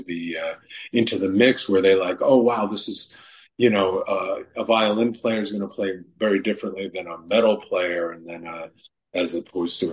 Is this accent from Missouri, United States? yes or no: no; New York City, New York, United States; when I grew up in New York City